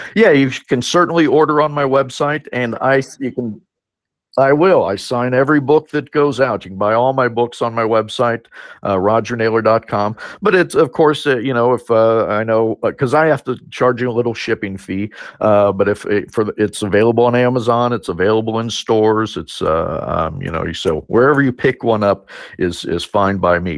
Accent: Camp Verde, Arizona, United States; also born or lived in Cottonwood / Sedona; my hometown, uh, mainly Camp Verde

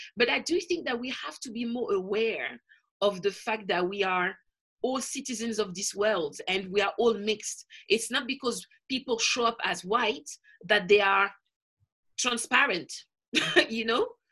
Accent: Paris, Île-de-France, France; moved away as an adult; now in London, United Kingdom; I was born in Paris, but my parents are from the Caribbean

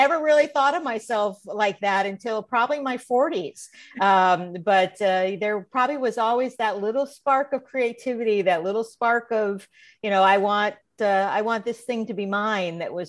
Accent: Illinois, United States; when I look back at when I was a little kid growing up in Central Illinois, I loved to perform.

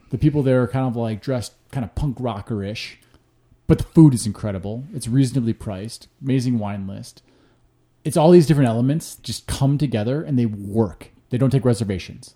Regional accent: Hinsdale, Illinois, United States; also born or lived in Chicago; I'm technically from Hinsdale, you know, suburb, just west of the city. Grew up there till I was thirteen

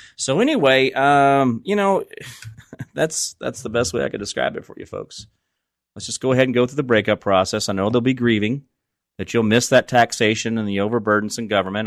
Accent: Phoenix, Arizona, United States; moved away as an adult; also born or lived in Kansas; I grew up in Phoenix as a young man, and I was born there, and I lived most of my adult life i, in Arizona, I mean, in Kansas

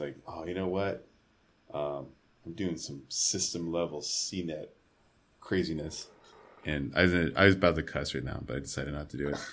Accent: Arizona, United States; I'm from Arizona.

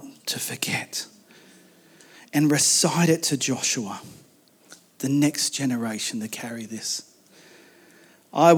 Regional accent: Macleay Valley, mid-north coast of New South Wales, Australia; I grew up in a valley. I grew up in the Maclay Valley in the mid-north coast of New South Wales.

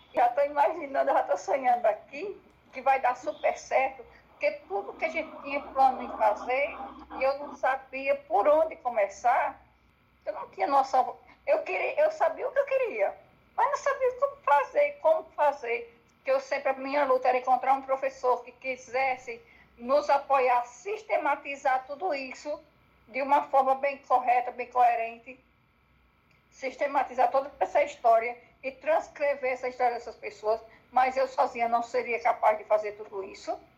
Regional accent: Northeast Region, Brazil; moved away; nós que somos nordestinos

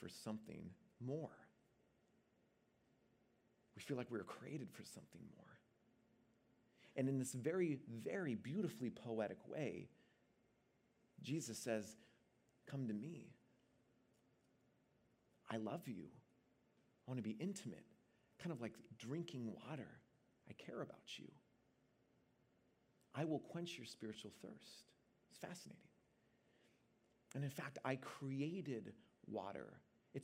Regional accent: Seattle, Washington, United States; now in Bay Area, United States; I'm originally from Seattle

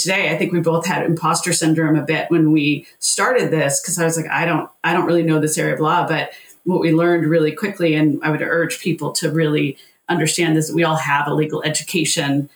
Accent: Camarillo, California, United States; I grew up in Southern California.

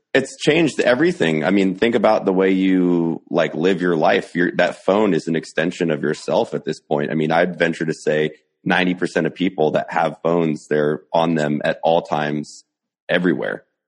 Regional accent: United States; I'm an American

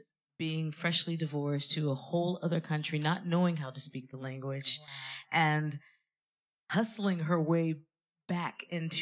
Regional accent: France; moved away as an adult; now in London, United Kingdom; I grew up completely in France. I only left France four or five years ago.

